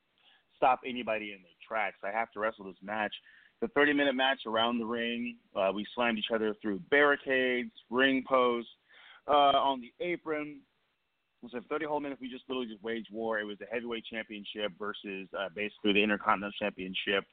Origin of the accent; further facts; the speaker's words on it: Portland, Oregon, United States; In my hometown of Portland, Oregon